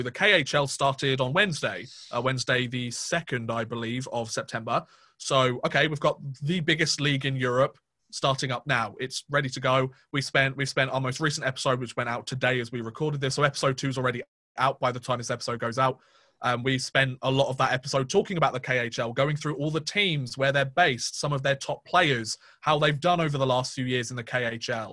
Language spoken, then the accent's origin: English; United Kingdom; me being a British fan